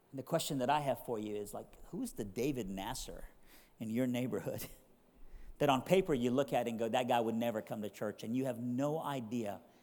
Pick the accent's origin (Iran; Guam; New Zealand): Iran; now in Durham, United States; a missionary from Iran